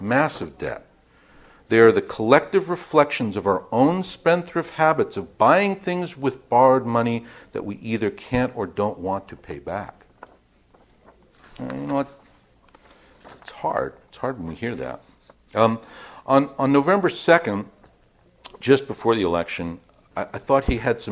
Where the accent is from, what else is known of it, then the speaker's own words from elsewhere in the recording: New York, United States; I'm from New York